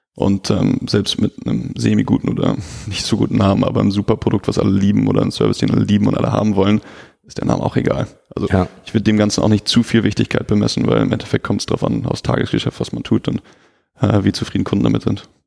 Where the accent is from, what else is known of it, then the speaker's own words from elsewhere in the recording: Hamburg, Germany; als Hamburger haben wir